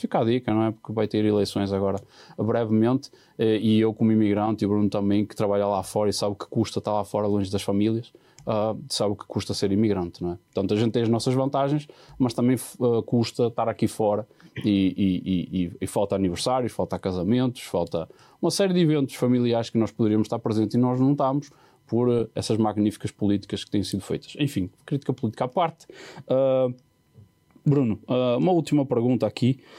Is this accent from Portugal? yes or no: yes; Porto, Norte, Portugal; moved away; na minha terra, no Porto